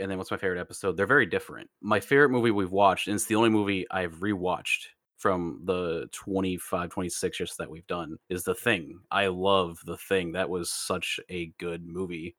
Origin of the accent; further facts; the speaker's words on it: United States; I'm Vietnamese American